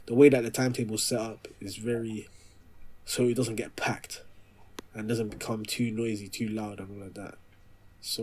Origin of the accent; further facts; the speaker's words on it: London, United Kingdom; I'm from South London